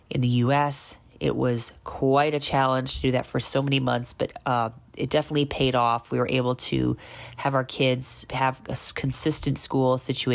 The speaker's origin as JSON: {"language": "English", "country": "United States", "moved": "as an adult", "lives_now": "Bihar, India", "said": "I am an American who's been living in India on and off for 16 years."}